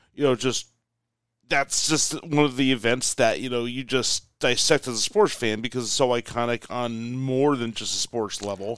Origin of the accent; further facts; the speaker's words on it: United States; I'm the American